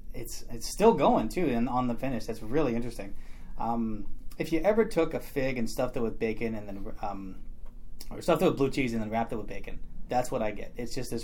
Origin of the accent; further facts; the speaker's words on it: Memphis, Tennessee, United States; Most people can't tell because I don't have an accent, but I was born and raised in Memphis, Tennessee.